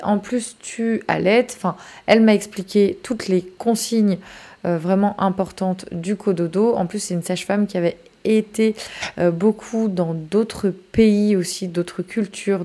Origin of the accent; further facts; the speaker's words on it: France; chez nous en France